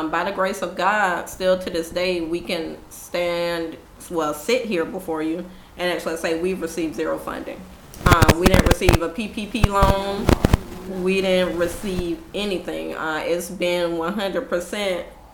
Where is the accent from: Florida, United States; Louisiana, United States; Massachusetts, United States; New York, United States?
Florida, United States; Jacksonville; even growing up in Jacksonville